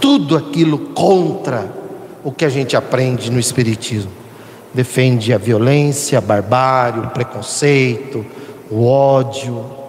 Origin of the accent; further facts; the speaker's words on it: São Paulo, Brazil; aqui do, do, do nosso estado, São Paulo.